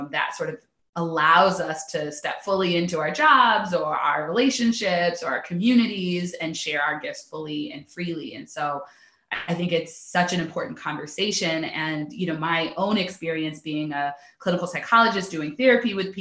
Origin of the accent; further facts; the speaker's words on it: Pasadena, California, United States; I'm originally from Southern California, Pasadena, California specifically.